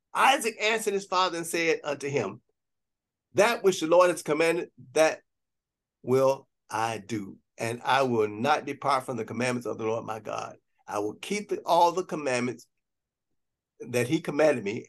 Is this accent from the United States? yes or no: yes; Gary, Indiana, United States; I grew up in Gary, Indiana